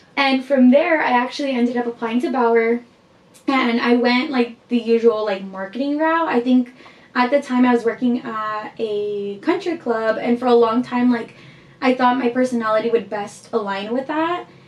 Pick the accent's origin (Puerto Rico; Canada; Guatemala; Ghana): Guatemala; I am from Guatemala.